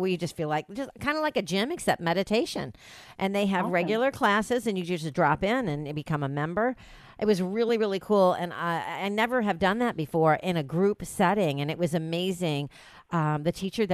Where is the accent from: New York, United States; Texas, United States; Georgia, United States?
New York, United States; now in Dallas, United States; Growing up Italian, growing up in New York, being raised in the restaurant business